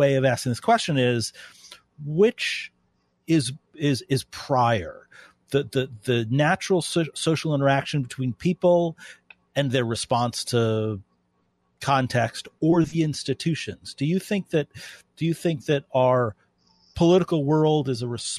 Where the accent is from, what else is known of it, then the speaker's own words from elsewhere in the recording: New York City, New York, United States; moved away as an adult; also born or lived in North Dakota; now in Grand Forks, United States; living in North Dakota after growing up in New York City